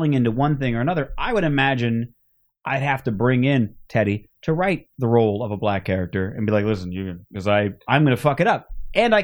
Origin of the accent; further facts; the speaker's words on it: Phoenix, Arizona, United States; now in Los Angeles, United States; Growing up in Phoenix, yeah, I didn't have a lot of black neighbors.